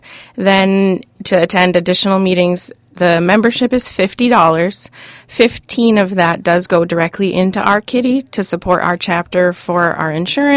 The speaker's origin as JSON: {"language": "English", "town": "Hibbing", "region": "Minnesota", "country": "United States", "tie": "born or raised there", "said": "Growing up in Hibbing, Minnesota, most of us hunted"}